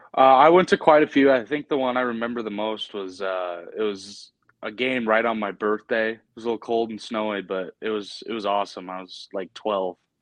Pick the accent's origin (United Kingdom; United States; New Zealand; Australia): United States; Helena, Montana; also born or lived in Billings, Montana; I was born in Billings, but I moved to Helena pretty young age, and I've been here ever since.